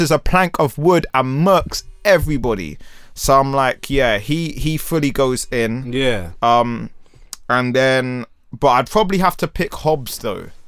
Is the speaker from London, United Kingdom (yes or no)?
yes; London, United Kingdom; growing up in Peckham.